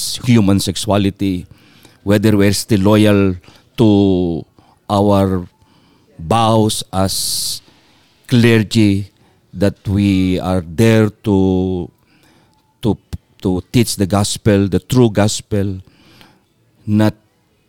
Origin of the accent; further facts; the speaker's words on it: Philippines; Filipino United Methodists